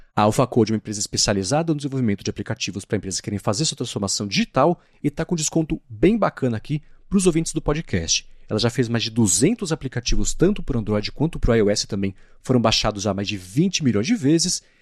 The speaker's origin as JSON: {"language": "Portuguese", "region": "São Paulo", "country": "Brazil", "said": "sou de São Paulo"}